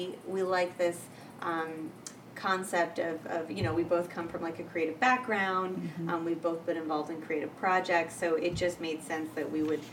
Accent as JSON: {"language": "English", "region": "Michigan", "country": "United States", "said": "I come from Michigan."}